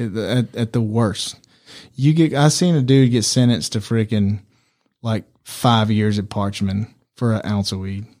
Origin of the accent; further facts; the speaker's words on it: Mississippi, United States; also born or lived in Mexico; We're from Mississippi